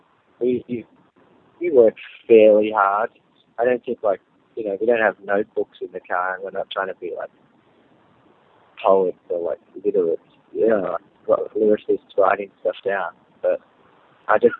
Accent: Australia; I definitely have an Australian sound, because we are from Australia

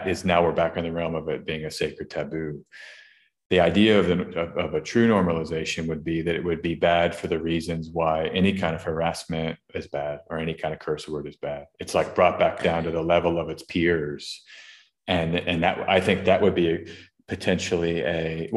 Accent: Austin, Texas, United States; Austin, Texas, my hometown

